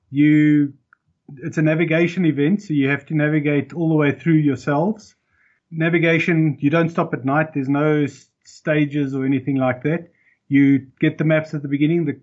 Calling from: South Africa; i'm in south africa

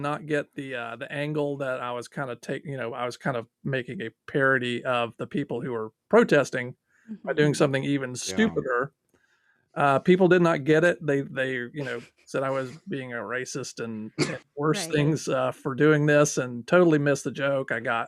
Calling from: Atlanta, Georgia, United States; I'm calling from Atlanta, Georgia.

